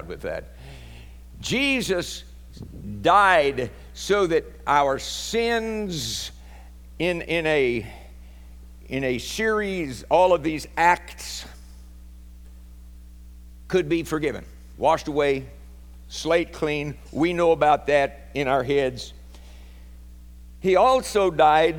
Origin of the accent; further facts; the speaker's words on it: Oklahoma, United States; There's a couple of us Okies